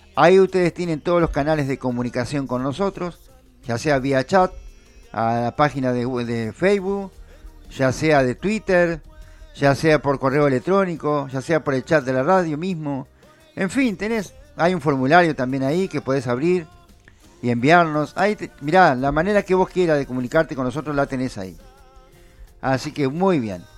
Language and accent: Spanish; Uruguay; nosotros somos uruguayos